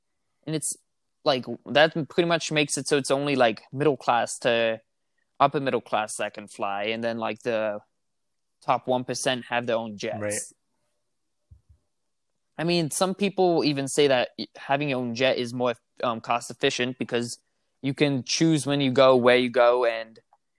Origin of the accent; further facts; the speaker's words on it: Netherlands; I grew up in the Netherlands. Mm-hmm. Do you know where that is?